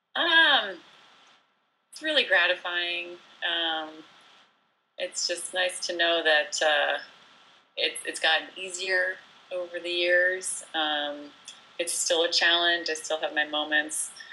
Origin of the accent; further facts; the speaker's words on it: New Jersey, United States; moved away as an adult; also born or lived in France / Pacific Northwest; I was born in France and raised in New Jersey